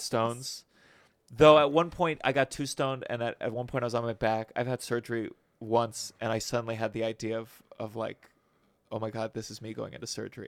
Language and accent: English; Potomac, Maryland, United States; moved away; I grew up in Potomac, Maryland.